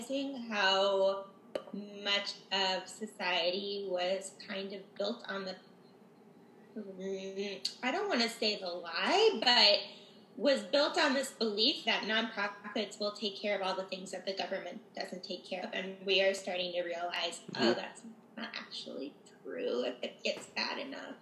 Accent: Chicago, Illinois, United States; also born or lived in Florida; now in St. Louis, United States; I was born in Chicago.

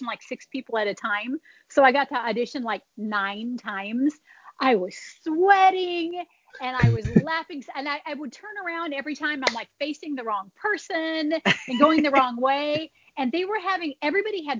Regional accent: Orange County, California, United States; I was born and raised in Orange County, California.

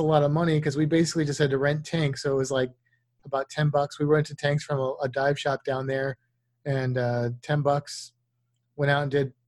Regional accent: Missouri, United States; moved away; also born or lived in Florida; I grew up in Missouri

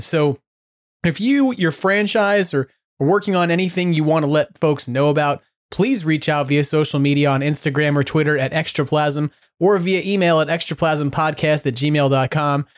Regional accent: New York City, New York, United States; I was born and raised in New York

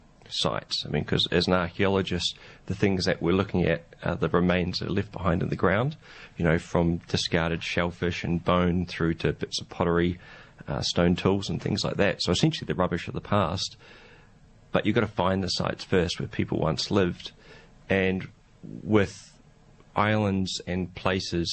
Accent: New Zealand; moved away as an adult; now in Australia; I'm from New Zealand, so I cut my teeth in archaeology there

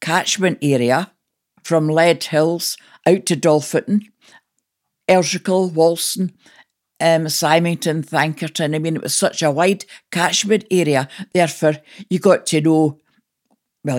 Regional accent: Lamington, Scotland, United Kingdom; moved away as an adult; now in Coulter, United Kingdom; I was brought up in Lamington and I still consider myself a Lamingtonian

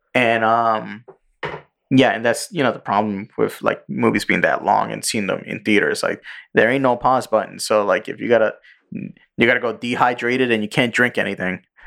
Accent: New York City, New York, United States; English is a second language; I'm a fucking Puerto Rican kid going to public school in the Bronx

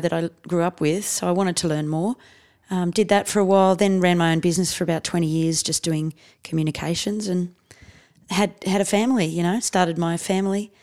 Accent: Canberra, Australian Capital Territory, Australia; moved away as an adult; also born or lived in India / South Coast, New South Wales; basically Canberra is my hometown.

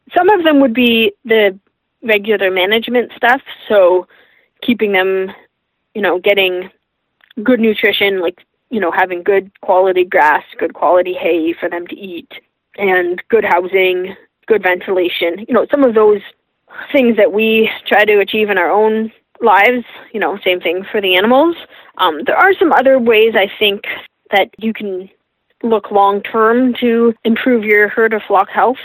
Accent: Toronto, Ontario, Canada; I grew up in Toronto

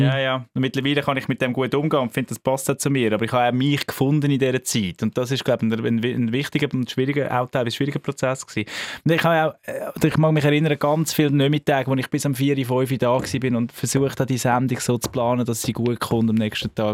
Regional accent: Zug, Switzerland; Radio Sunshine, das ist äh, der Zentralschweizer Sender, wo ich aufgewachsen bin, in Zug

